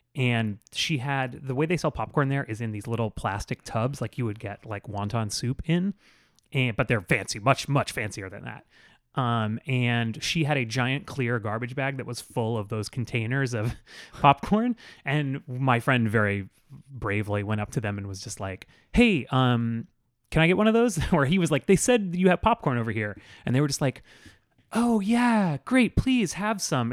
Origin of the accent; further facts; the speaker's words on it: South Florida, United States; also born or lived in Tallahassee; I'm from South Florida, I went to college in Tallahassee